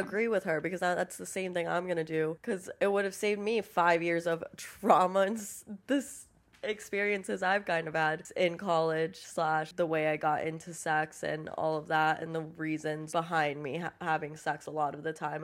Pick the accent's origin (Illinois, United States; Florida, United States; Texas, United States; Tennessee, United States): Florida, United States; Miami; moved away as an adult; I grew up in Miami